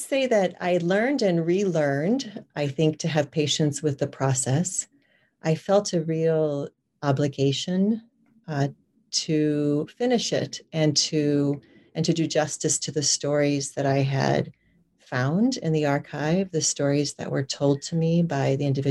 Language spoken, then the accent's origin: English; Nebraska, United States; moved away; I am actually from a smallish town in Nebraska